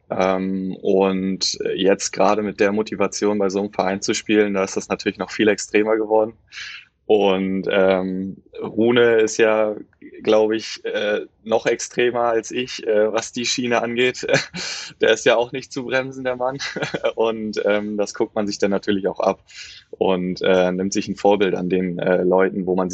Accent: Kiel, Schleswig-Holstein, Germany; Und auf den hat man dann natürlich immer zurück äh, oder hochgeblickt. Ähm, auch als Kieler und ist ja irgendwie immer der große Traum, denn äh, auch beim THW Kiel spielen zu dürfen.

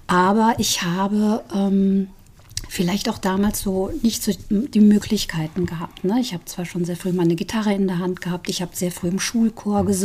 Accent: Saarbrücken, Saarland, Germany; now in Fulda, Germany; Nein, ich bin Saarländerin. Hm. Ich stamme aus Saarbrücken, sogar Downtown, mhm.

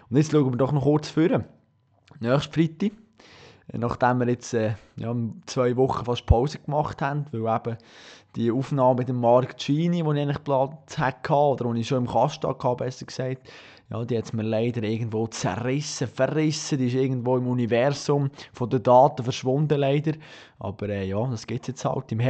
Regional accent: Bern, Switzerland; man als Berner

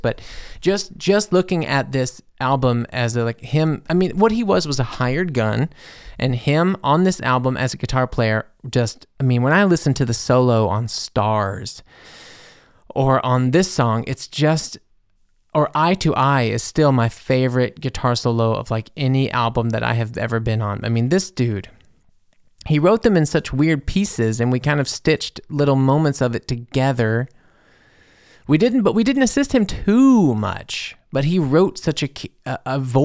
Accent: Mississippi, United States; moved away; also born or lived in Louisiana; I'm from Mississippi. You know, I lived in Louisiana for years. I'm from the South.

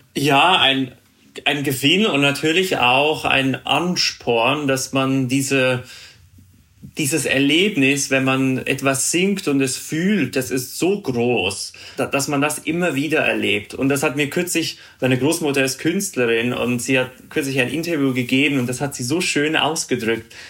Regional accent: Zurich, Switzerland; first language Swiss German; German is a second language; moved away as an adult; also born or lived in Bremen / New York; ich bin ja in Zürich groß geworden und da lernen wir, also unsere Muttersprache ist Schweizerdeutsch.

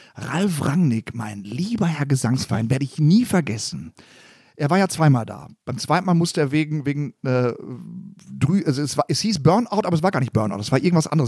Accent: Gelsenkirchen, North Rhine-Westphalia, Germany; ich komme aus dem Stadtteil gegenüber vom Stadion. Es gibt ja, einen Stadtteil, der heißt Schalke

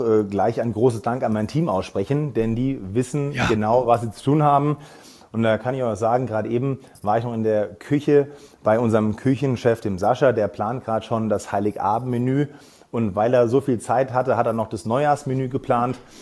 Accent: Darmstadt, Hesse, Germany; moved away as an adult; now in Ampflwang, Austria; ich bin äh, gebürtiger Darmstädter

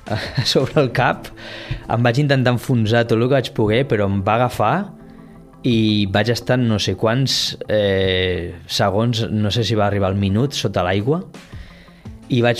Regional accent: Barcelona, Catalonia, Spain; now in Tarragona, Spain; Doncs mira, jo venim de Barcelona la veritat és que és un oasis.

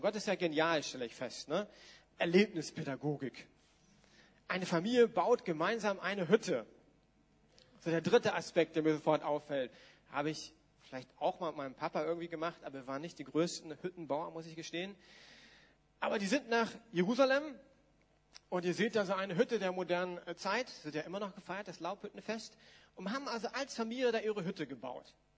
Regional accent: Germany; uns als Deutsche ist das jetzt ja, naja, hm, wir haben einen anderen geschichtlichen Hintergrund

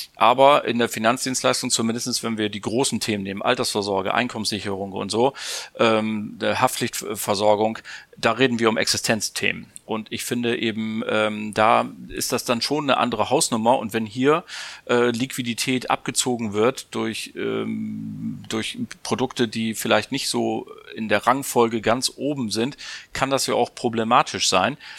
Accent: Bremen, Germany; ich bin ja Bremer

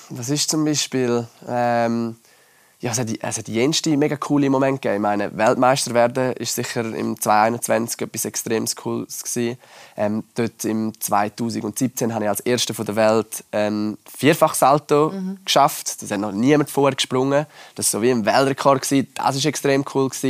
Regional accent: Laax, Graubünden, Switzerland; bei uns in Lachs hat es halt schon mega früh so einen Snowpark gehabt und ich bin ja eigentlich auch in Ski Alpin gefahren.

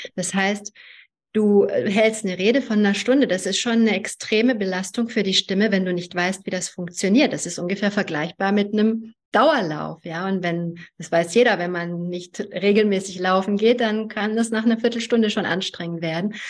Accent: Germany; German is a second language; also born or lived in Hungary; ich bin in Ungarn geboren. Ich war sieben Jahre alt, als ich nach Deutschland gekommen bin, wurde in die zweite Klasse eingeschult und konnte kein Wort Deutsch.

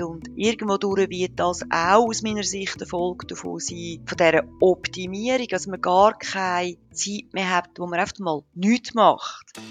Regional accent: Switzerland; wir als Schweizer

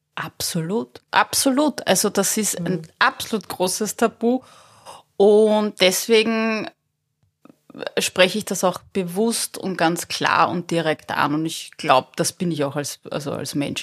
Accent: Berndorf, Lower Austria, Austria; moved away; also born or lived in Zimbabwe; ich war vier Jahre alt, sind wir von Simbabwe nach Berndorf gezogen

